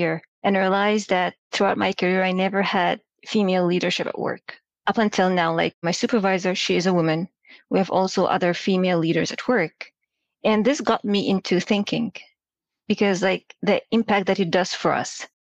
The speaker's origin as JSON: {"language": "English", "country": "Egypt", "moved": "as an adult", "lives_now": "United States", "said": "I'm from Egypt. I came here to the US for school."}